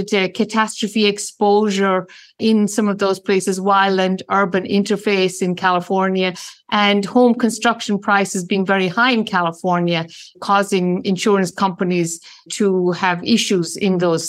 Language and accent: English; Ireland; moved away; I'm originally Irish